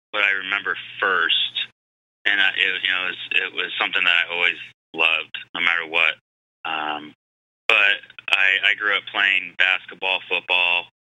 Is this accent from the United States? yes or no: yes; San Diego, California, United States; born or raised there; moved away as an adult; also born or lived in Phoenix